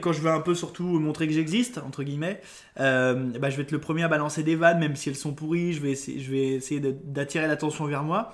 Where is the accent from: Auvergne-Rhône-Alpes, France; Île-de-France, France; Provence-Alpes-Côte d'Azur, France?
Auvergne-Rhône-Alpes, France; Lyon; moved away; je suis de Lyon au départ. Je suis un Lyonnais.